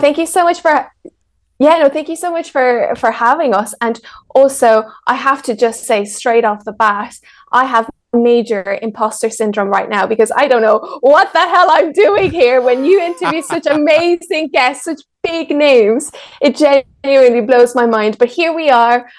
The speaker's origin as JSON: {"language": "English", "country": "Ireland", "tie": "born or raised there", "also_born_or_lived": "Mexico", "second_language": "English", "said": "So I was born in Mexico. My whole family is from Mexico, and I was raised in Ireland. So when I was seven, my mom and I moved to Ireland"}